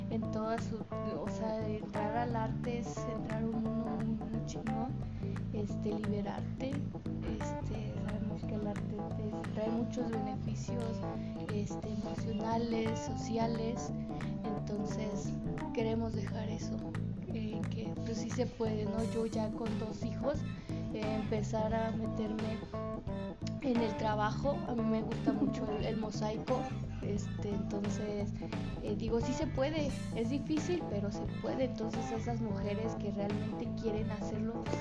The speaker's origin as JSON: {"language": "Spanish", "town": "San Felipe del Progreso", "region": "State of Mexico", "country": "Mexico", "said": "de donde yo soy, de San Felipe del Progreso"}